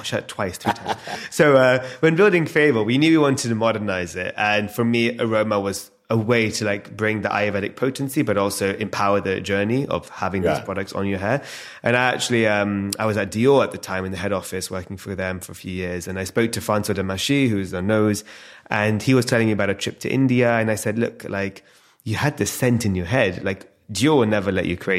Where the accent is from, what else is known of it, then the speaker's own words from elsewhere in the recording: London, United Kingdom; born and raised in London